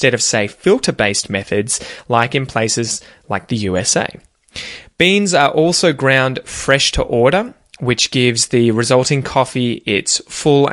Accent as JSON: {"language": "English", "country": "Australia", "accent": "Aussie", "said": "as an Australian"}